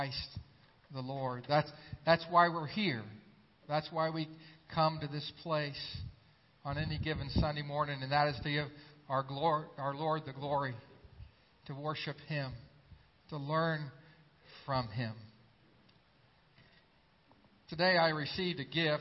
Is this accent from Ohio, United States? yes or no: yes; Xenia, Ohio, United States; my hometown of Xenia, Ohio.